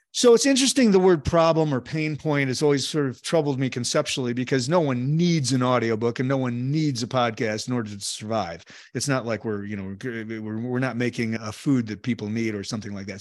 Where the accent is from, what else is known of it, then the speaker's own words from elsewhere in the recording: Chicago, Illinois, United States; Born and raised in Chicago